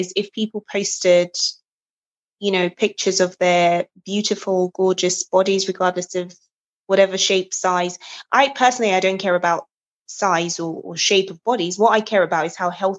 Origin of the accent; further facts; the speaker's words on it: Nigeria; now in England, United Kingdom; I'm Nigerian